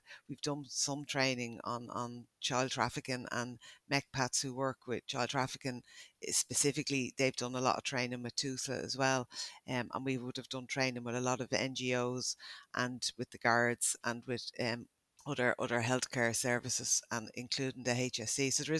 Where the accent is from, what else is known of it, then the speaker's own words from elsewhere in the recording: Ireland; and that's as an Irish person.